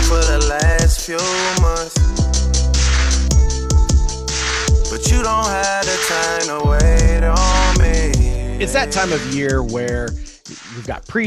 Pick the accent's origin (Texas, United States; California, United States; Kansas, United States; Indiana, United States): Indiana, United States; I'm from Indiana. We're born playing basketball